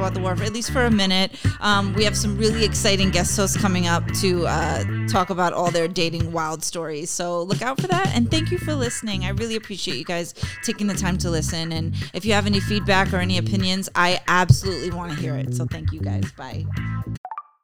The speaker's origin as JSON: {"language": "English", "region": "New York", "country": "United States", "tie": "born or raised there", "said": "I grew up in New York."}